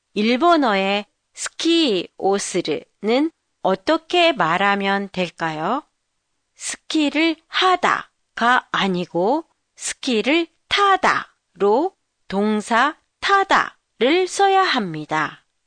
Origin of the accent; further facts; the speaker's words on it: Jeju Island, South Korea; now in Tokyo, Japan; 제 고향 제주도는 눈이 그다지 많이 오지 않는 곳인데도